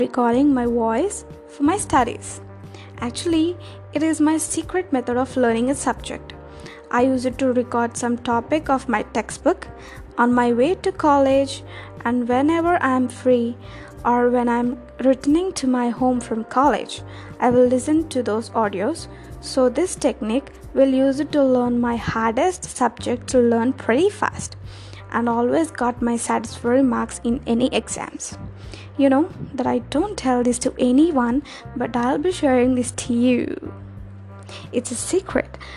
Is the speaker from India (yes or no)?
yes; India; first language Telugu; English is a second language; I am from India. My mother tongue is Telugu